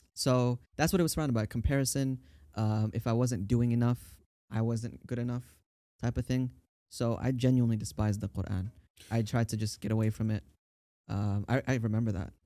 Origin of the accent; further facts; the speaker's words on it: Tampa, Florida, United States; also born or lived in Brooklyn, New York / Staten Island, New York; I grew up in Florida